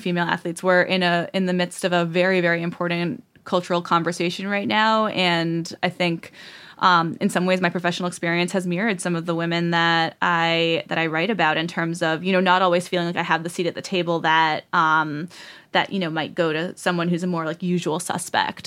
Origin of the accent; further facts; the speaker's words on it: Southern Rhode Island, United States; in Southern Rhode Island, which is the backwater that I'm